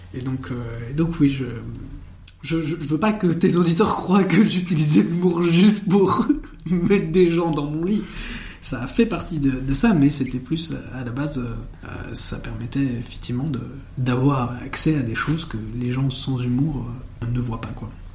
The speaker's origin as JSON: {"language": "French", "town": "Uccle", "region": "Brussels-Capital Region", "country": "Belgium", "tie": "born or raised there", "said": "moi je suis né le 16 juillet 1992 à Uccle, à Bruxelles"}